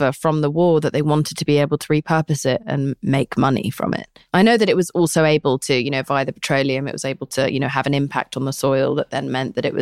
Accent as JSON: {"language": "English", "country": "United Kingdom", "said": "I'm British"}